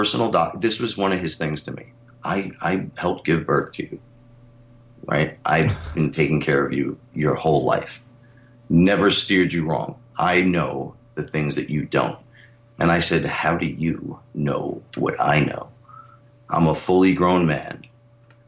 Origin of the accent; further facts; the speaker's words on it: New York City, New York, United States; I'm from the Bronx